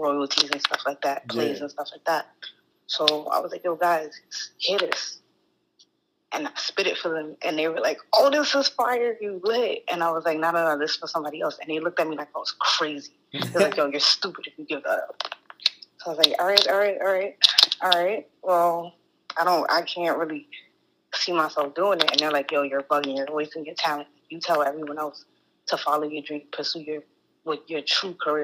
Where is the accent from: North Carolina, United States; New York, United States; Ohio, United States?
New York, United States; New York City; accent: New York; also born or lived in Staten Island, New York / Massachusetts; I'm from Brooklyn, New York originally. Live on Staten Island.